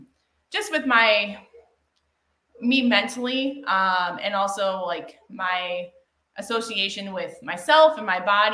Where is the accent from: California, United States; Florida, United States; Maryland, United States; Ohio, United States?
Ohio, United States; Amherst; Amherst, Ohio. So it's west of Cleveland, about 35 minutes.